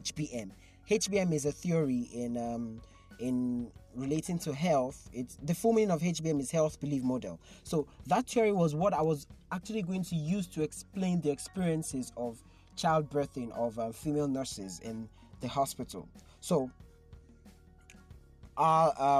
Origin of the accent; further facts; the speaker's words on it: Nigeria; It was crazy being a Nigerian in 2020